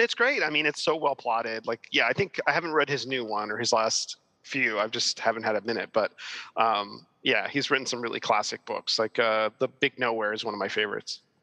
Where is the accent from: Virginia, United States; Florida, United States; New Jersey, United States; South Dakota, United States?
Florida, United States; Miami; now in New York, United States; I was born and raised in Miami, and uh, my parents are Cuban, so I'm Cuban American